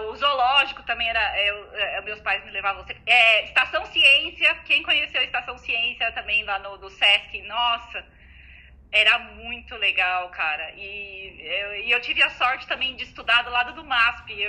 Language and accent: Portuguese; São Paulo, Brazil; eu morava mais, a gente morava até toda a vida morei mais ou menos perto, né, em São Paulo.